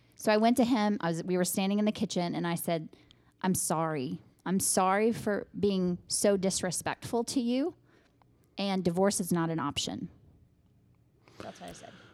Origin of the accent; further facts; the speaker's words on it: Midland, United States; I was born and raised in Midland